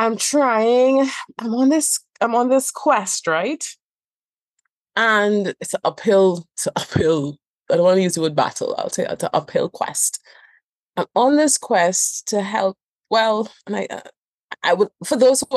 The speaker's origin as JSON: {"language": "English", "country": "Trinidad & Tobago", "said": "I also have this accent. I am from Trinidad and Tobago"}